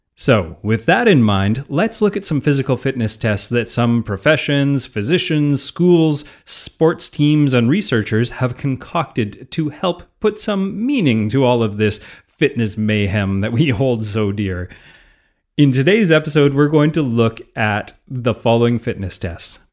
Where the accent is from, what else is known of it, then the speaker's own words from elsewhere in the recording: Canada; I'm a Canadian